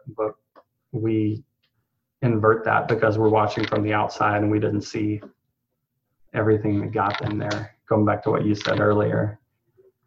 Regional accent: Texas, United States; I grew up in Texas

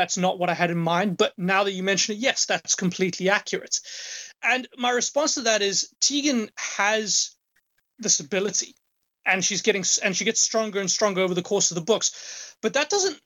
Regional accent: Johannesburg, Gauteng, South Africa; moved away as an adult; also born or lived in United Kingdom; now in Vancouver, Canada; Johannesburg, where I'm from

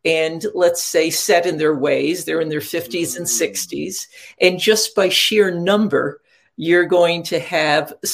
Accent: Catskill Mountains, upstate New York, United States; I grew up in upstate New York in the Catskill Mountains

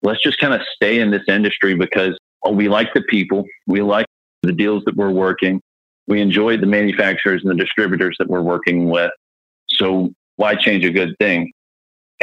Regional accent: Georgia, United States; born there; also born or lived in Mississippi / South Carolina; I mean, I was born in Georgia, moved to Mississippi, came to South Carolina when my father retired from the military, and came back here to get more family-oriented because both my sets of grandparents are here and all the family's here.

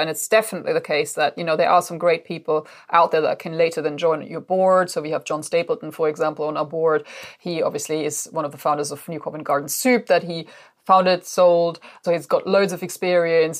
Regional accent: Germany; now in United Kingdom; Julia and I, we're from Germany originally

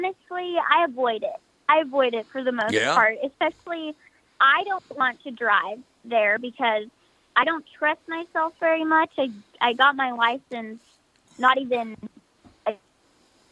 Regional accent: Nashville, Tennessee, United States; I was born here in Nashville, and I've never moved since, so I've been here the whole time besides when I filmed

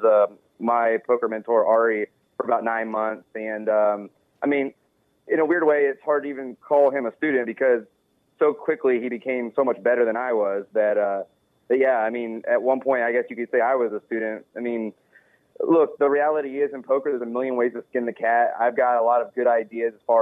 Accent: Texas, United States; I'm from Texas

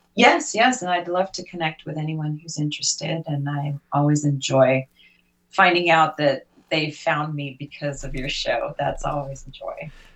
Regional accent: United Kingdom; now in United States; I'm British by birth

